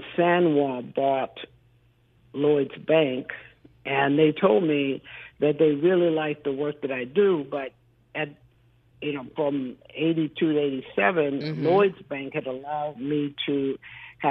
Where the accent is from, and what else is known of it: Carson, California, United States; born or raised there; also born or lived in Compton, California